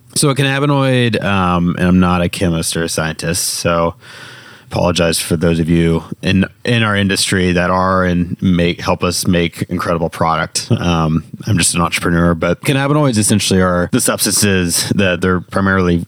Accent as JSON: {"language": "English", "region": "Indiana", "country": "United States", "said": "I'm from Indiana"}